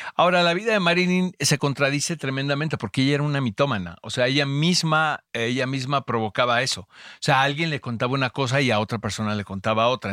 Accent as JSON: {"language": "Spanish", "country": "United States", "tie": "born or raised there", "moved": "yes", "lives_now": "Mexico", "said": "Yo que vengo de Gringolandia, ya sabes que eh, estudié allá y crecí allá."}